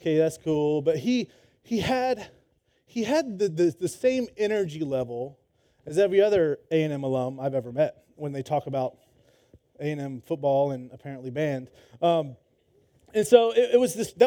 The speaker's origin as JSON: {"language": "English", "region": "Georgia", "country": "United States", "tie": "born or raised there", "also_born_or_lived": "Florida", "moved": "as an adult", "lives_now": "Texas, United States", "said": "I grew up in Georgia."}